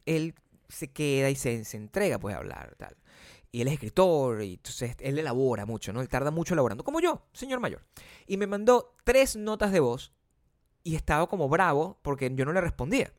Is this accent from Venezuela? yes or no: yes; Venezuela; moved away; en mi país, uno era venezolano